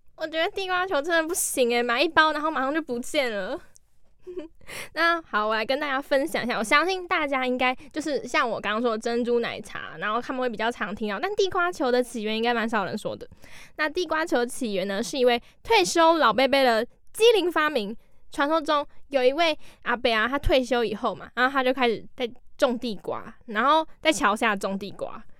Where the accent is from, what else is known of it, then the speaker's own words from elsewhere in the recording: Keelung, Taiwan; 因为我是基隆人嘛